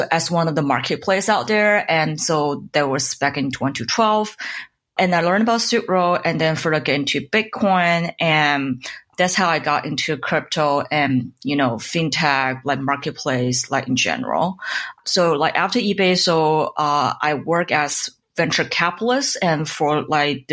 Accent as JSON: {"language": "English", "town": "Guangzhou", "region": "Guangdong", "country": "China", "tie": "born or raised there", "also_born_or_lived": "Pittsburgh, United States", "second_language": "English", "moved": "as an adult", "lives_now": "Bay Area, United States", "said": "I was born and raised in China, and so I did my undergrad like just back in Guangzhou, and so I'm a Cantonese"}